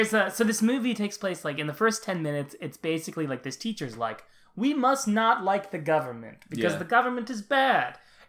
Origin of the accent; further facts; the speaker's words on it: United States; as Americans